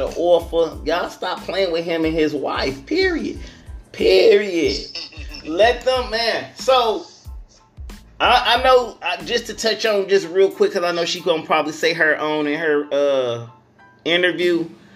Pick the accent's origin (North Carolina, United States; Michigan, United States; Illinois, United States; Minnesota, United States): Michigan, United States; Flint; also born or lived in Detroit / Las Vegas; now in New York City, United States; I'm from Flint.